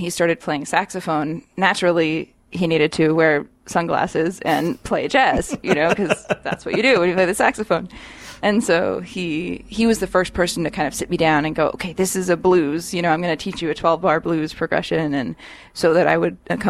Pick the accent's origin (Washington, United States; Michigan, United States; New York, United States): Washington, United States; Seattle; born or raised there